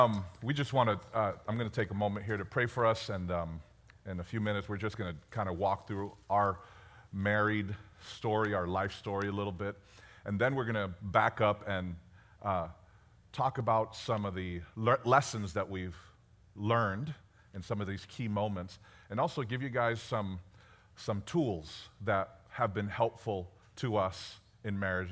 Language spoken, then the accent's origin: English; Bronx, New York, United States; born there; moved away; So I was born in the Bronx, New York.